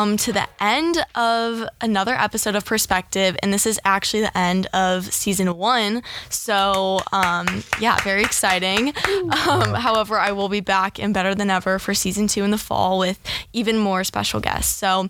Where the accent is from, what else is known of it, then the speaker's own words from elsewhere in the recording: St. Louis, Missouri, United States; moved away as an adult; now in Los Angeles, United States; I'm from St. Louis. And Missouri, I don't know, just coming